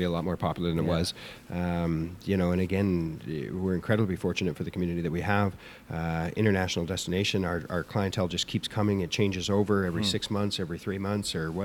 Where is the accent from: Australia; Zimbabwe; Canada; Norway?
Canada; North Vancouver, British Columbia; also born or lived in Pemberton; now in Whistler, Canada; I grew up in North Vancouver, coming up and down the highway.